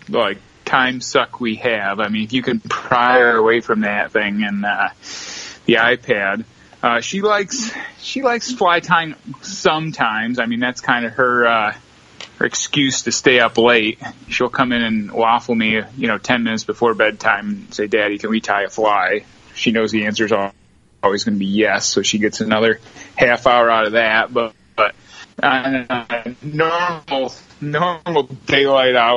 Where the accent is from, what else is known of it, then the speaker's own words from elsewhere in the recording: Watkins Glen, New York, United States; moved away as an adult; also born or lived in Scottsdale, Arizona; now in Fort Myers, United States; I grew up in the Finger Lakes in upstate New York or central New York, Watkins Glen